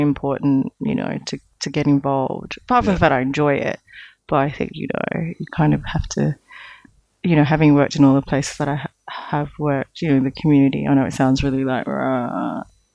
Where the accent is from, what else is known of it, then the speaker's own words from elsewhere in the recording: Australia; moved away; I'm from Australia